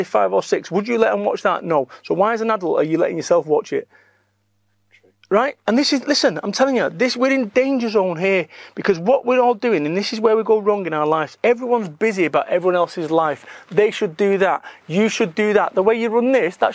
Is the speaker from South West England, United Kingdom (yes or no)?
no; Salford, North West England, United Kingdom; I am from Salford, Manchester